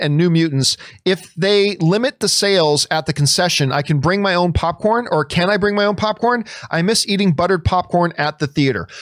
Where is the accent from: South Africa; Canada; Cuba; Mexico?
Canada; I'm Canadian